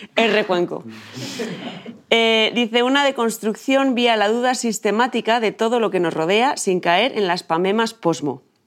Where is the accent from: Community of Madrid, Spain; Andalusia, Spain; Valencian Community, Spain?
Community of Madrid, Spain; Chamberí; Yo soy de Chamberí